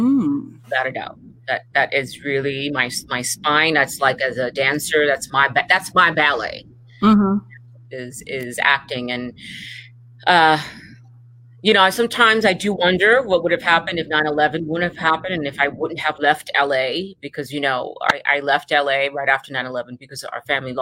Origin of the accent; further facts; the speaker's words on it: Puerto Rico; also born or lived in New York / Miami; So my house was always the house growing up in Puerto Rico and in New York and in Miami, where it's always filled with musicians and writers.